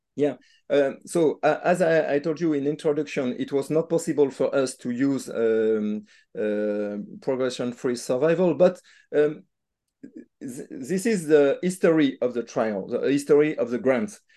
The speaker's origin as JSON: {"language": "English", "town": "Nantes", "region": "Pays de la Loire", "country": "France", "said": "I'm not from Lyon, but from Nantes, but it's, uh, same, uh, country, it's France"}